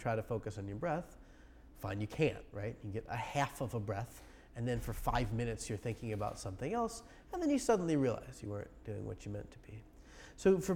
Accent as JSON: {"language": "English", "region": "Arizona", "country": "United States", "said": "I'm from Arizona, you know, we're used to it down there."}